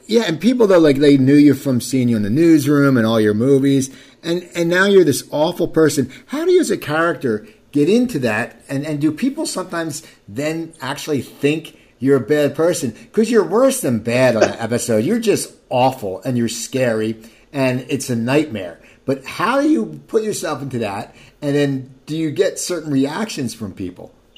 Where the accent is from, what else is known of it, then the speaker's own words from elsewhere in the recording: near Philadelphia, New Jersey, United States; I grew up near Philadelphia, ten minutes over the bridge